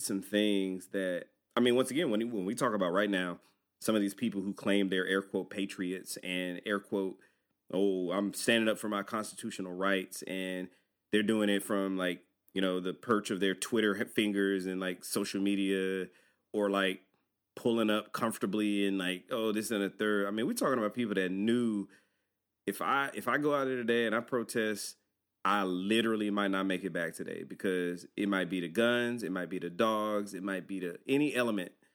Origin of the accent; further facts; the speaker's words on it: Georgia, United States; we're from Georgia.